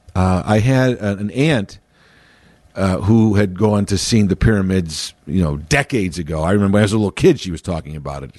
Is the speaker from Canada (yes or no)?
no; Chicago, Illinois, United States; born and raised in Chicago